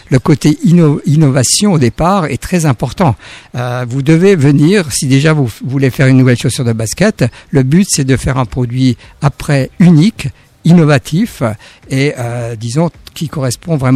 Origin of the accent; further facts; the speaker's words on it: France; moved away as an adult; also born or lived in Germany; Je pense même en tant que Français et quand je suis arrivé en Allemagne